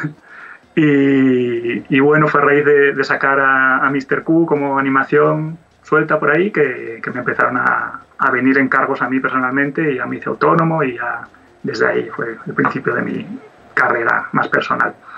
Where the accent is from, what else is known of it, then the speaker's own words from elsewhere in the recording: Oviedo, Asturias, Spain; yo soy de Oviedo y soy animador 2D